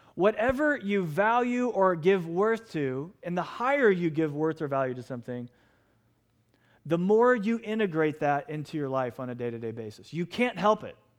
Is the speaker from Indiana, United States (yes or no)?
yes; Lafayette, Indiana, United States; I was born in Lafayette, Indiana.